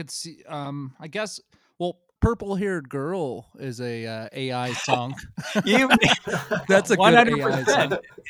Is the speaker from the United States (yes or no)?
yes; Dalton, Georgia, United States; Yeah, Dalton, Georgia. Oh, wow. That's where I'm from.